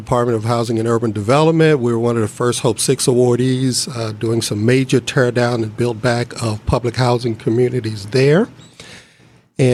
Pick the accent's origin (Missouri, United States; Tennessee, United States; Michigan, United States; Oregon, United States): Tennessee, United States; Memphis; moved away as an adult; also born or lived in Peoria, Illinois / Oakland, California; Born and raised, Memphis, Tennessee.